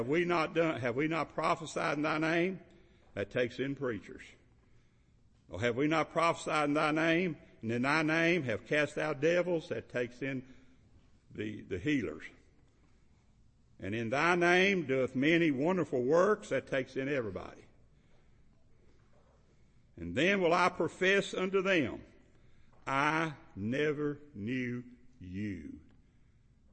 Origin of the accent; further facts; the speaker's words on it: Kentucky, United States; I'm from Kentucky